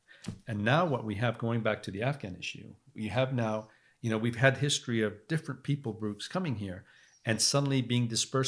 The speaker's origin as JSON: {"language": "English", "region": "England", "country": "United Kingdom", "said": "Oh, yeah. I mean, so I'm from England, right?"}